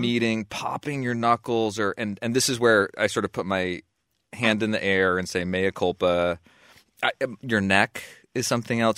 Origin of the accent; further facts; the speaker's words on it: Waterbury, Vermont, United States; my hometown, to my stomping grounds